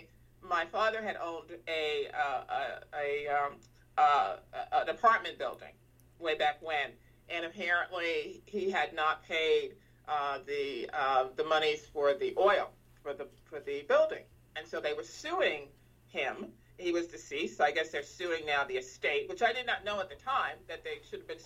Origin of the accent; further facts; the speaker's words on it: New York City, New York, United States; I grew up in the Bronx, at the South Bronx, actually, is where I grew up.